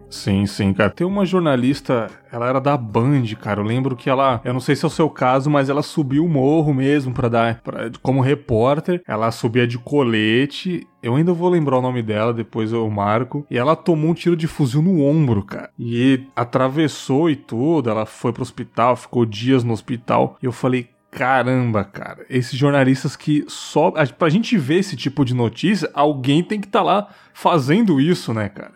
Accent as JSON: {"language": "Portuguese", "region": "São Paulo", "country": "Brazil", "said": "Eu sou de São Paulo"}